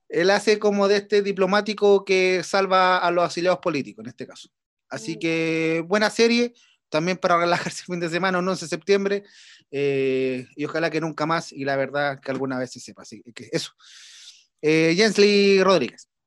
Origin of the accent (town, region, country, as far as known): Chile